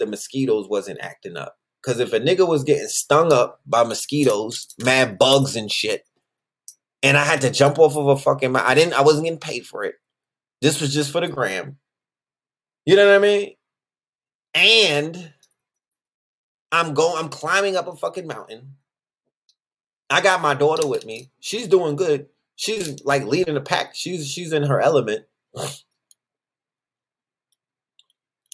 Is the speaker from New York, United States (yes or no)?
yes; New York, United States; I'm from New York